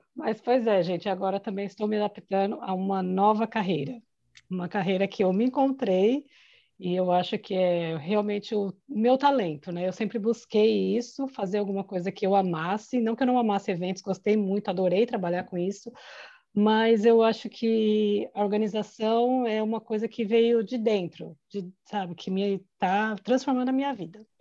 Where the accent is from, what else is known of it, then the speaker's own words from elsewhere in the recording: Brazil; moved away as an adult; now in Ireland; Eu saí do Brasil fazendo coordenação de eventos, vim para cá para aprender